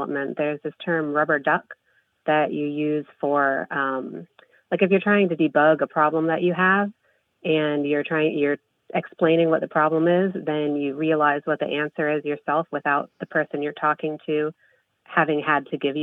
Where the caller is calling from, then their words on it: Carmel, Indiana, United States; I'm calling from Carmel, Indiana